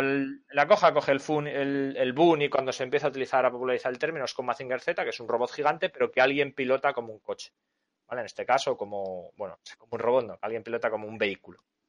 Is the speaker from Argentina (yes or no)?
no; Spain; Yo como soy español